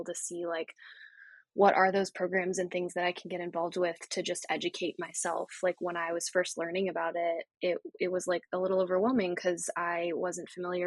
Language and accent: English; Littleton, New Hampshire, United States; moved away as an adult; now in San Diego, United States; It's Littleton, New Hampshire, tiny town, population like 5,000 when I was growing up